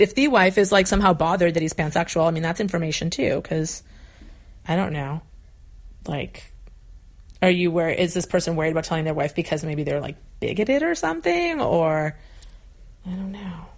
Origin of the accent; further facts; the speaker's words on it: New England, United States; moved away as an adult; also born or lived in Arizona; I moved from New England where I'd lived my whole life to Arizona